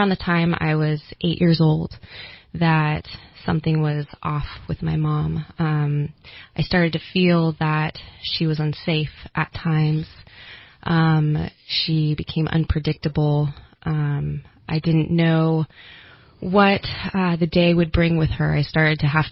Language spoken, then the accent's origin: English; Redding, California, United States; now in Sacramento, United States; I was raised in the Redding area. I currently reside in Sacramento.